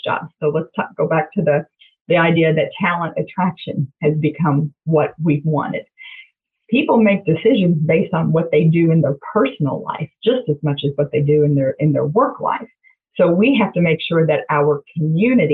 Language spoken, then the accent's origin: English; Jeffersonville, Indiana, United States; also born or lived in Louisville, Kentucky; I'm the first generation in my family to grow up in Jeffersonville